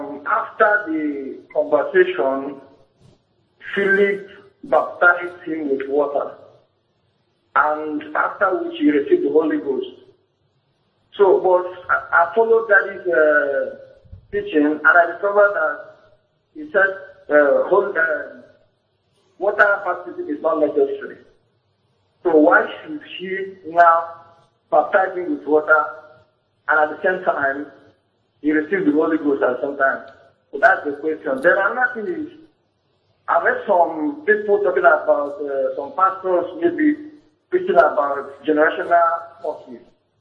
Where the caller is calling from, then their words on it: Ondo, Nigeria; I'm calling from Ondo State.